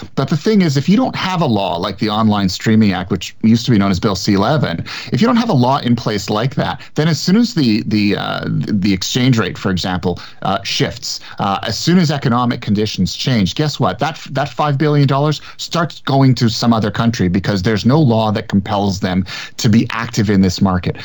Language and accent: English; Montreal, Quebec, Canada; now in Toronto, Canada; I grew up in Montreal